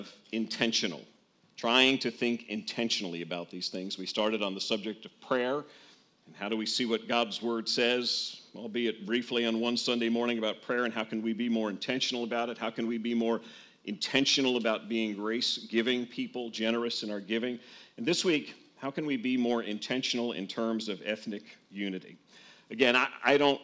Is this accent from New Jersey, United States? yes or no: yes; northern New Jersey, United States; I grew up in a pretty much all-white suburb outside of New York City in northern New Jersey.